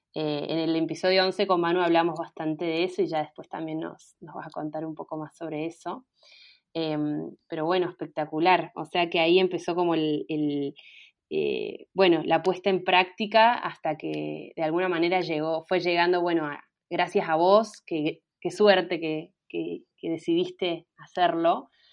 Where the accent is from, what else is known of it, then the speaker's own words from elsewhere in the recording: Mendoza, Argentina; now in Córdoba, Argentina; yo soy de Mendoza, pero vivo en Córdoba